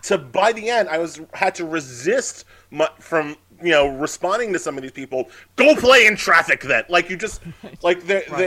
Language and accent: English; Long Island, New York, United States; I grew up on Long Island